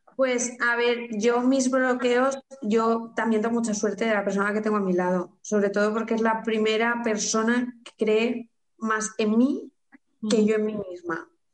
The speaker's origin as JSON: {"language": "Spanish", "town": "Carcaixent", "region": "Valencian Community", "country": "Spain", "said": "soy de aquí de Valencia, de un pueblo llamado Carcaixent"}